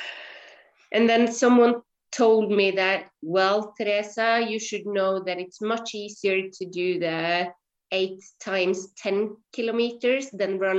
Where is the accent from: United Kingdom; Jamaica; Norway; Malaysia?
Norway; Hareid, Møre og Romsdal; I grew up in Hareid, which is a small island outside of Ålesund at the west coast of Norway